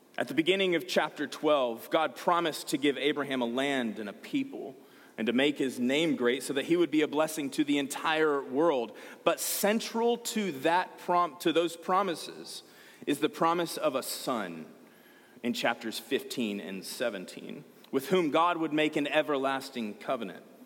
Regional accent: Georgia, United States; I'm from Georgia.

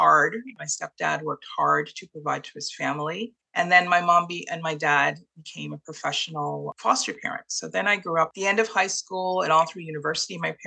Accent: Toronto, Ontario, Canada; moved away as an adult; also born or lived in Trinidad and Tobago / Montreal, Canada; now in Kingston, Canada; we moved to Toronto and I grew up in Toronto and became a Torontonian

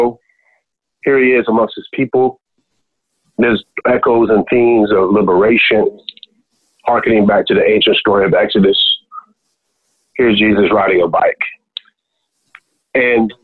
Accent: Birmingham, Alabama, United States; I grew up in Birmingham, Alabama

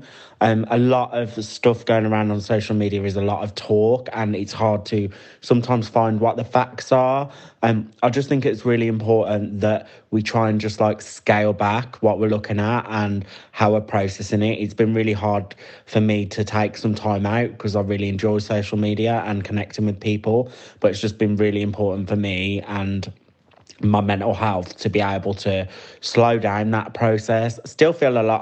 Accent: Birmingham, West Midlands, United Kingdom; I'm 29 and I'm from Birmingham

